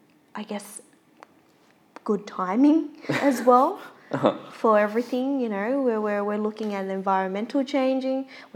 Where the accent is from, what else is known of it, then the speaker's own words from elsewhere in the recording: Australia; I'm bloody born here, born and raised in Australia.